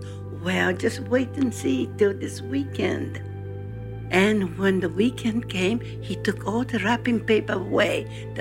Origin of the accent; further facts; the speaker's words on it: Hiroshima, Japan; I was born in Hiroshima, Japan, as a seventh child